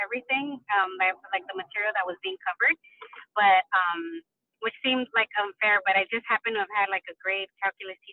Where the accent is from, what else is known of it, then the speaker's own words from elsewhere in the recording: Los Angeles, California, United States; moved away as an adult; also born or lived in Washington, D.C.; I came from East LA, so West Coast